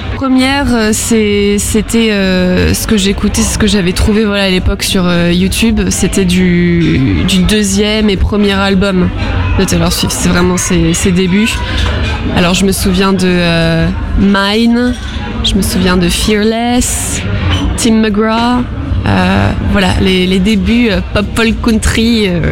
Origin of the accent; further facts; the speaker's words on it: Arcachon Basin, Nouvelle-Aquitaine, France; j'ai toujours vécu sur le bassin d'Arcachon. J'ai grandi euh, sur le bassin.